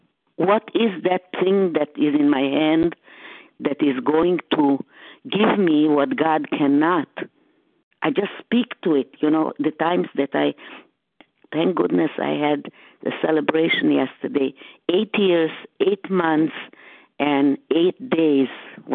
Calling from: Boston, Massachusetts, United States; I'm calling from the Boston area at this time.

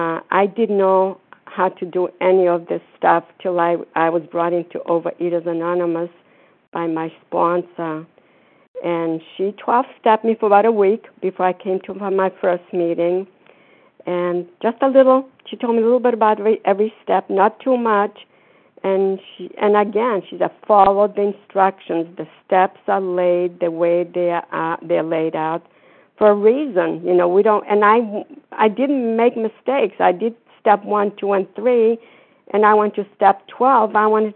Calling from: Florida, United States; No, I'm calling from Florida.

